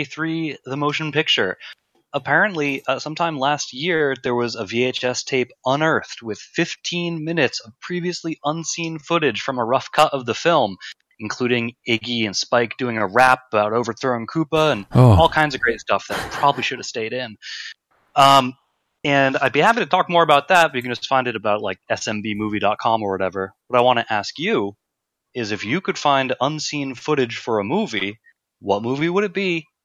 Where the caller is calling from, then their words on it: New York City, New York, United States; I'm calling from Brooklyn.